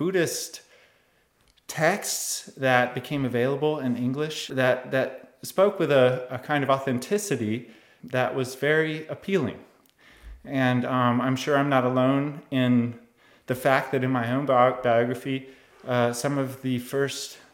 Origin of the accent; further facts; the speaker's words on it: United States; I'm of course from the United States